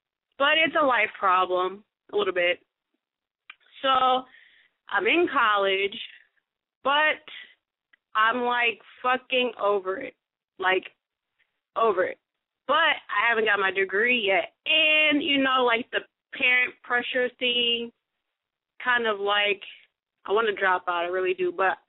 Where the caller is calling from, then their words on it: Minnesota, United States; I'm from Minnesota.